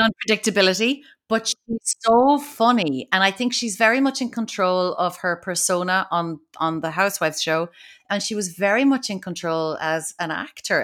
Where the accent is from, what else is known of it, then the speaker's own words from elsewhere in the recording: Kinsale, Munster, Ireland; she's from Kinsale, like I am